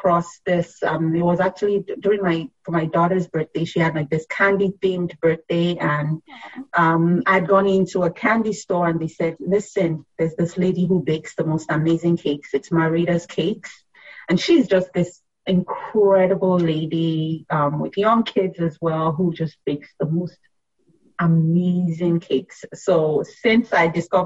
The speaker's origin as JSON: {"language": "English", "country": "Nigeria", "tie": "born or raised there", "also_born_or_lived": "Philadelphia area", "moved": "yes", "lives_now": "Philadelphia, United States", "said": "I grew up in Nigeria"}